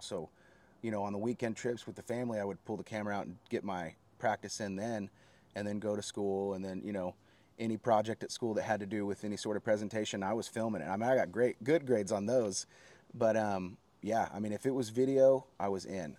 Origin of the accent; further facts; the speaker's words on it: Oklahoma City, Oklahoma, United States; also born or lived in Guthrie, Oklahoma; I am from Oklahoma